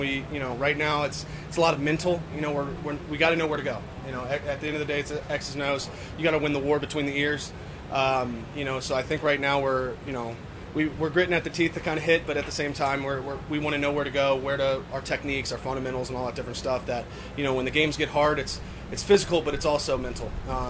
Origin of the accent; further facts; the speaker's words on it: Virginia, United States; I'm from Northern Virginia, but my wife is from 45 minutes on the other side of Virginia, Craig County.